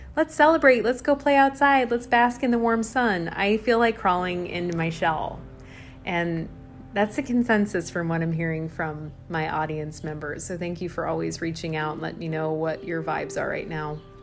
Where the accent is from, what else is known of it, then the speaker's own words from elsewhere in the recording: Midwest, United States; accent: Midwestern; My Midwestern accent